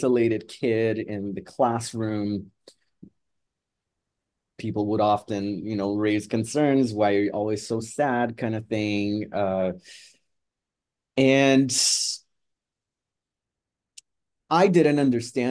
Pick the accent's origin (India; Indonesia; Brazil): Brazil; moved away as an adult; also born or lived in Edmonton, Canada; now in Toronto, Canada; I am Brazilian Canadian. At the time in my teens, I was actually in Brazil. And I moved to Canada, actually, in my early 20s.